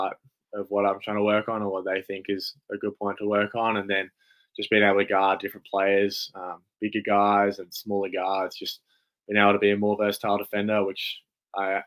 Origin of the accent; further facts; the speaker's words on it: Canberra, Australian Capital Territory, Australia; I'm from Canberra, so I'm from this city.